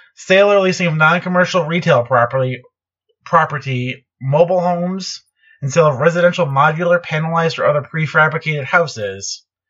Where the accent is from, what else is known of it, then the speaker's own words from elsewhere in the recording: Chicago, Illinois, United States; grew up in the Chicago area